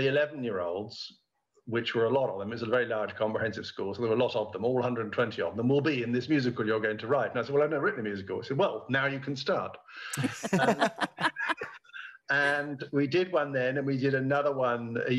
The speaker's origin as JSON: {"language": "English", "area": "near Oxford", "region": "South East England", "country": "United Kingdom", "tie": "born or raised there", "said": "I was by now a student in nearby Oxford, because I grew up near Oxford"}